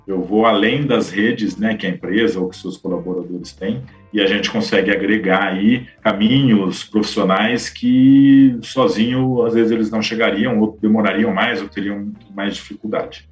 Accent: Bebedouro, São Paulo, Brazil; moved away as an adult; also born or lived in Piracicaba; sou do interior de São Paulo, de Bebedouro

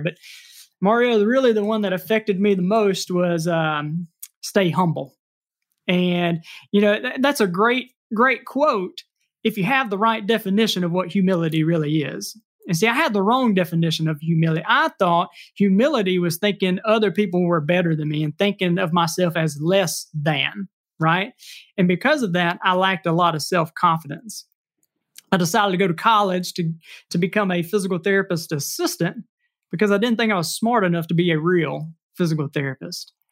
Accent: Mississippi, United States; I am from Mississippi. I was raised here, but we traveled a good bit and moved back

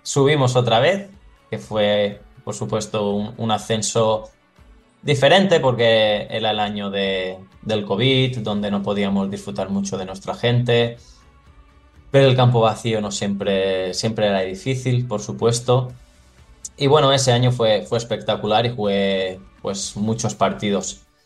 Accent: Porreres, Balearic Islands, Spain; moved away as an adult; now in Thessaloniki, Greece; empecé a, crecer en el, en el Porreras, que, bueno, es, es, mi pueblo

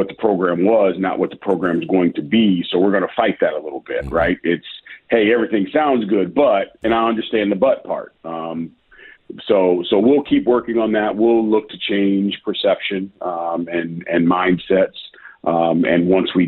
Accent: Midwest, United States; now in Memphis, United States; I'm from the Midwest originally

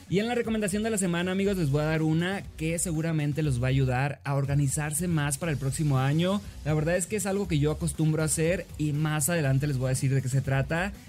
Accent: Los Mochis, Sinaloa, Mexico; now in Mexico City, Mexico; soy originario de Los Mochis, Sinaloa.

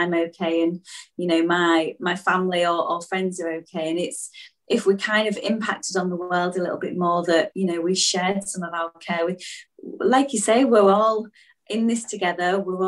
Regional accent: Beverley, Yorkshire and the Humber, United Kingdom; Oh yes, I'm posh from Beverley in East Yorkshire.

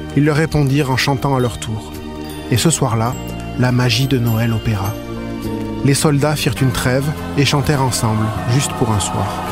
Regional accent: Quebec, Canada; chez nous, au Québec

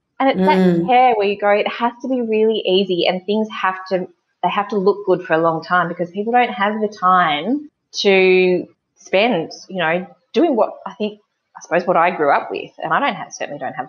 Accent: Gunnedah, New South Wales, Australia; now in Wagga Wagga, Australia; I grew up in Gunnedah, sort of like in between both Sydney and Brisbane, but inland.

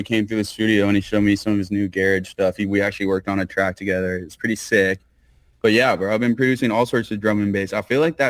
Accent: Colorado, United States; now in Los Angeles, United States; I'm originally from Colorado, so it's a very big thing here

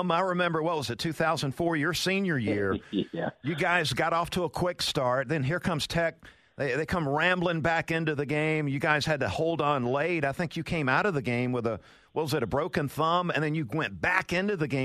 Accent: Valdosta, Georgia, United States; David, I grew up in Valdosta

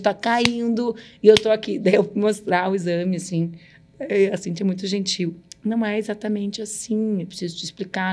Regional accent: Brazil; moved away; lá na fronteira onde eu cresci

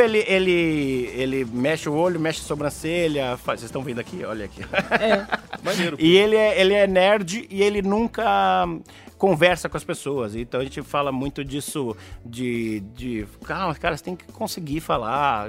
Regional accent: Brazil; eu sou do Brasil

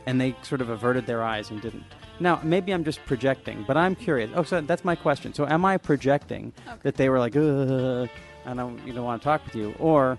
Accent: Olympia, Washington, United States; I grew up in Olympia.

